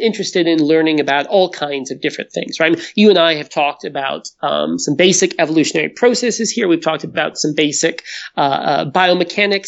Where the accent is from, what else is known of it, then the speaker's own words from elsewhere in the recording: the mountains of North Carolina, United States; now in Edmonton, Canada; I'm not originally from Edmonton. I'm actually originally from the mountains of North Carolina. Technically, I'm a hillbilly. But back home is a terrible place to find dinosaurs.